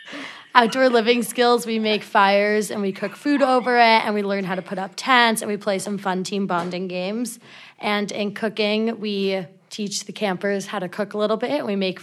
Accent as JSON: {"language": "English", "region": "New York", "country": "United States", "said": "this is my 10th summer, and I'm from New York."}